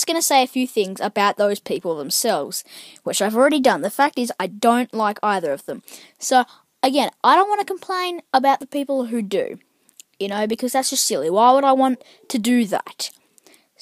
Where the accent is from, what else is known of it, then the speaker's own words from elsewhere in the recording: Australia; I'm Australian